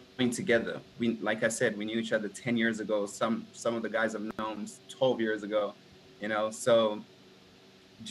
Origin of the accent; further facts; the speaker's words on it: South Africa; now in United States; I came to America. I'm from South Africa originally.